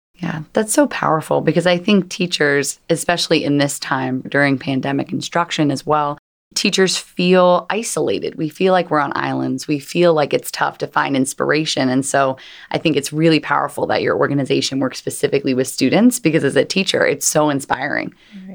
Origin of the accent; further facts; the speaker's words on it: Philadelphia, Pennsylvania, United States; I'm from Philadelphia